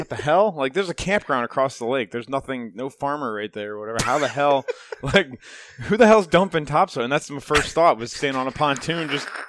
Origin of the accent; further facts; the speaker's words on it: Chippewa Lake, United States; I grew up on Chippewa Lake, and that's what we did when we take my uncles out there.